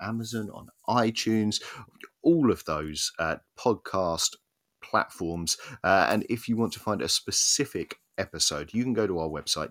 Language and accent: English; Essex, East of England, United Kingdom; accent: Essex; now in Wales, United Kingdom; my Essex accent